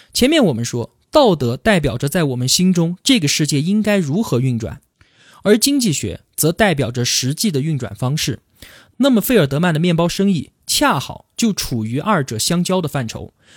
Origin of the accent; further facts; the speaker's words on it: Yunnan, China; 我们云南最有名的地方就是大理，还有丽江